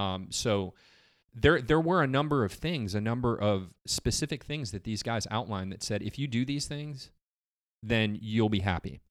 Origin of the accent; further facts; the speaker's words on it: Geneva, Illinois, United States; moved away as an adult; also born or lived in Michigan; now in Summerville, United States; I grew up in Illinois, in a little town in Illinois called Geneva